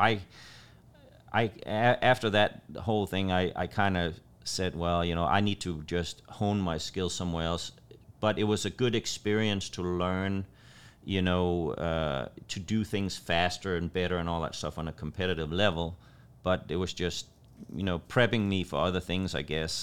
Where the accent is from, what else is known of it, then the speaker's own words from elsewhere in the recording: Copenhagen, Capital Region of Denmark, Denmark; moved away as an adult; also born or lived in Los Angeles, California / Southern Illinois; now in United States; I moved from Copenhagen, Denmark to California, and I, I lived in Los Angeles